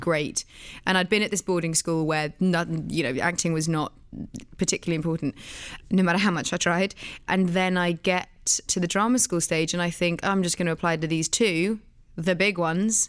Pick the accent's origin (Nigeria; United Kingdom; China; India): United Kingdom; Oxfordshire, South East England; also born or lived in London; I was born in London, but raised in the countryside around London, sort of in Oxfordshire.